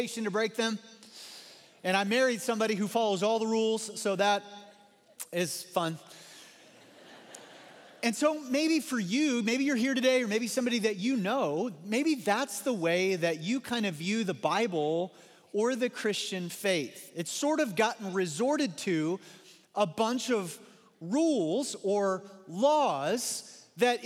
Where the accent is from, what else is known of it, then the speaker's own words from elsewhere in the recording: Missouri, United States; moved away; growing up in Missouri